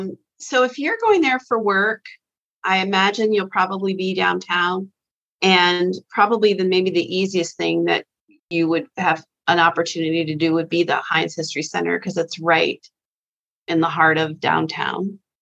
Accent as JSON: {"language": "English", "town": "Fort Myers", "region": "Florida", "country": "United States", "tie": "born or raised there", "also_born_or_lived": "Wilmore, Kentucky", "moved": "as an adult", "lives_now": "Cincinnati, United States", "said": "I grew up in Southwest Florida near Fort Myers"}